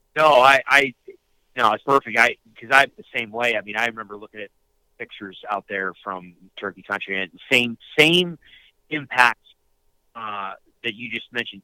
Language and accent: English; upstate New York, United States; I grew up in upstate New York